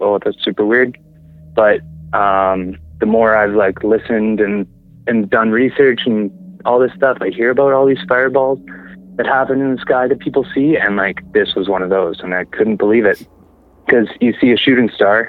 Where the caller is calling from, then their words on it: Summerland, British Columbia, Canada; I'm calling from Summerland